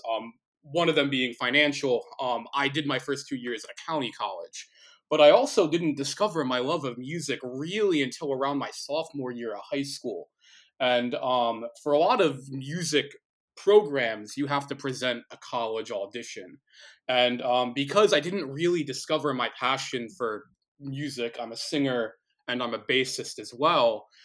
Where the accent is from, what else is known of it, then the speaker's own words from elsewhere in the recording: New Jersey, United States; I've lived in New Jersey all my life. I grew up in New Jersey.